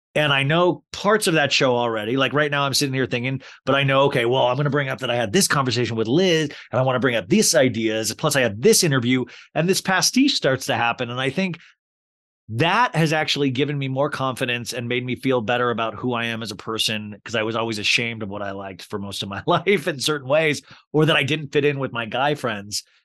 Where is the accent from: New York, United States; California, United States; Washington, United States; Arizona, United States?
Arizona, United States; Paradise Valley; also born or lived in Kansas; I grew up in Paradise Valley, Scottsdale area. Uh, well, I moved from Kansas to there.